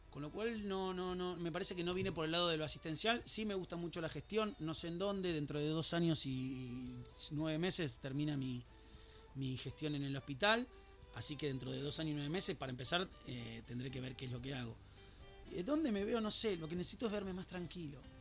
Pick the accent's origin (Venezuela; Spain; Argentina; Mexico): Argentina; Buenos Aires; now in Escobar, Argentina; Yo soy porteño soy de Villa del Parque, de Villa de Voto